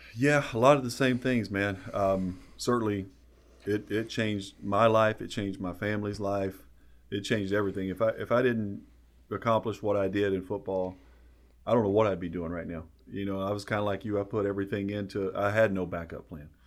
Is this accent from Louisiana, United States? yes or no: no; Hyden, Kentucky, United States; growing up in East Kentucky